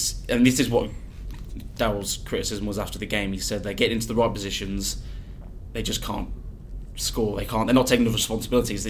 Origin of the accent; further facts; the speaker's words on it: Warwick, West Midlands, United Kingdom; I'm from Warwick originally